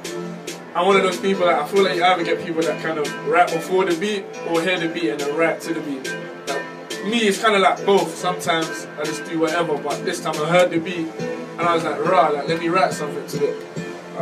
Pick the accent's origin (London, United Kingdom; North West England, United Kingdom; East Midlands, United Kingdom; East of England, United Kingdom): London, United Kingdom; I'm from West London. Country-wise, Caribbean, you know. But obviously, like, growing up in my area and stuff